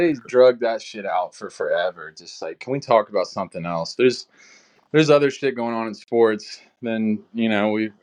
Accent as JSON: {"language": "English", "region": "Oklahoma", "country": "United States", "moved": "yes", "lives_now": "Pennsylvania, United States", "said": "I'm from Oklahoma"}